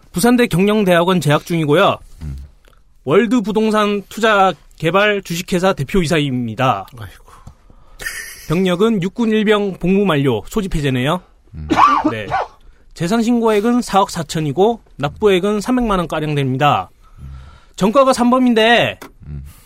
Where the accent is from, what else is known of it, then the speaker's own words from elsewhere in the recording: Busan, South Korea; 사하 갑은 제가 학창 시절을 보냈던 동네입니다